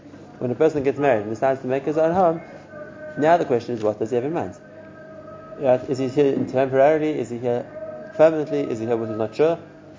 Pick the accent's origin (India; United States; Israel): Israel; They know I'm from Eretz Yisrael, but I can't notice be doing different to what everyone else is doing.